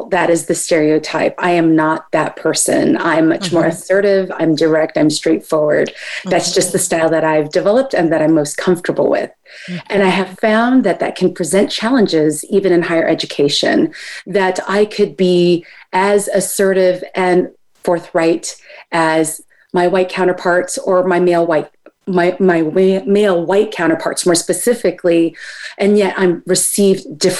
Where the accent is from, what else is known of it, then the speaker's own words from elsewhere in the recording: United States; I am both Filipina, and I know I am a product of the United States. So I am American as well.